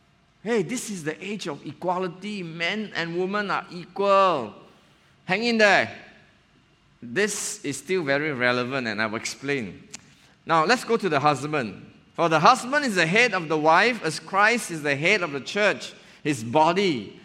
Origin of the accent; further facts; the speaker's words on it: Johor Bahru, Johor, Malaysia; now in Penang, Malaysia; I'm an outdoor person. I came from Johor Bahru. And Penang is like, wow, the hill is nearby, the sea is nearby, you know.